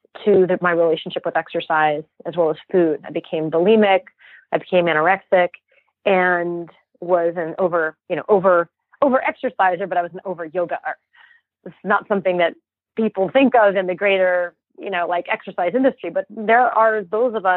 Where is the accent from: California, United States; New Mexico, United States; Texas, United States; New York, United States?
New Mexico, United States; Santa Fe; born or raised there